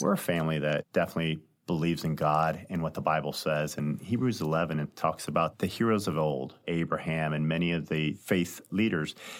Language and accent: English; High Ridge, Missouri, United States; also born or lived in St. Louis, Missouri; I grew up in Saint Louis, lived here all my life, have three brothers, two sisters. We were raised in a small town called High Ridge, Missouri, which is just south of Saint Louis